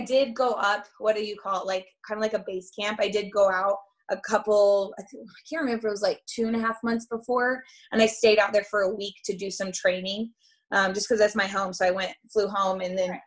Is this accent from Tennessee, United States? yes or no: no; Boulder, Colorado, United States; I'm from Boulder.